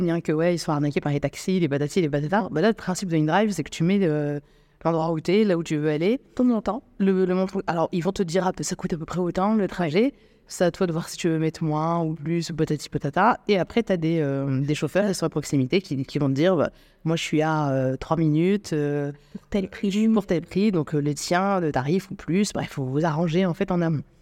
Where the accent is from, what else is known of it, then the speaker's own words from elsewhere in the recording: Algeria; now in Morocco; moi je suis algérienne d'origine, donc du coup je dois faire une demande de, visa pour, euh, pour vivre au Maroc.